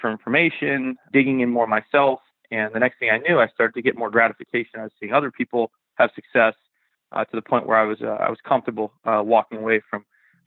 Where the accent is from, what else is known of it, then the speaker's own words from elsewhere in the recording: Western Massachusetts, United States; I'm from the Northeast, from Western Massachusetts. I stayed local